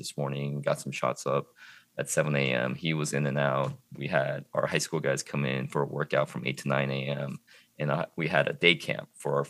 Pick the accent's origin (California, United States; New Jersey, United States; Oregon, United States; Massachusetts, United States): Oregon, United States; Eugene; also born or lived in Korea / Harlem, New York / Portland, Oregon; now in Lake Oswego, United States; I'm originally from the Eugene Springfield area here, 2 hours south of Portland.